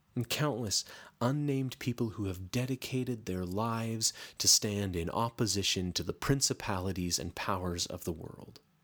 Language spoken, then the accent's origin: English; Canada; I'm Canadian